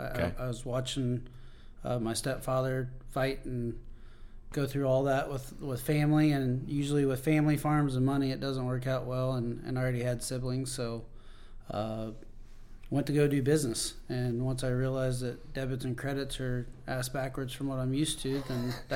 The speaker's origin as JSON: {"language": "English", "region": "Oklahoma", "country": "United States", "said": "I'm not. I'm actually from Southwest Oklahoma."}